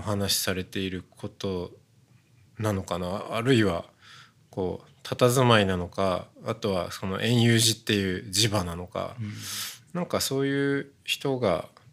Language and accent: Japanese; Hokkaido, Japan; moved away; 僕北海道ですけど